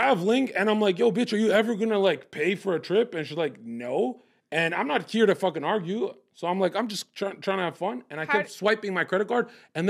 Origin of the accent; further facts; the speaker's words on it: Kosovo; now in United States; Kosovo. Oh, I'm from a war zone.